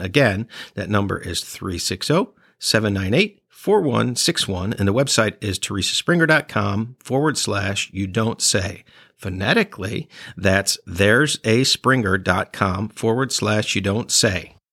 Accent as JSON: {"language": "English", "town": "Chicago", "region": "Illinois", "country": "United States", "tie": "born or raised there", "said": "I grew up in Chicago"}